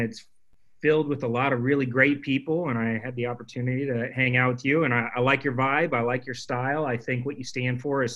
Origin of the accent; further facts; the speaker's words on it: Phoenix, Arizona, United States; I grew up in Phoenix, Arizona